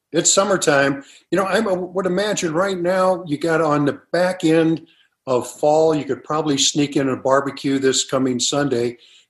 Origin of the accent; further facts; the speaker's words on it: St. Louis, Missouri, United States; Now, growing up in St. Louis, or for anybody growing up in a municipality where there's a major league ball club, the dream is to play for the hometown club.